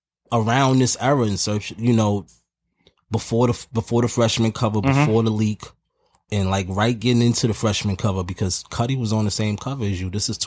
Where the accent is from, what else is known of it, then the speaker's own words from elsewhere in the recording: New York, United States; I'm coming from Harlem.